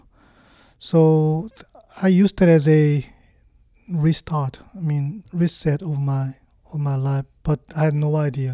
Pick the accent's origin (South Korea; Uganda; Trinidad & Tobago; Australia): South Korea; English is a second language; moved away as an adult; now in United States; I was born and raised in Korea, and I lived my life up until